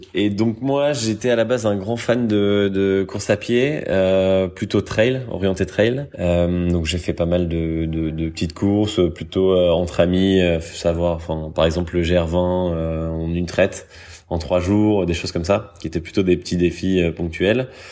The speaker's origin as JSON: {"language": "French", "country": "France", "also_born_or_lived": "Paris", "moved": "as an adult", "lives_now": "Brussels, Belgium", "said": "je suis français, j'ai 33 ans, j'habite du coup maintenant euh, en Belgique, à Bruxelles"}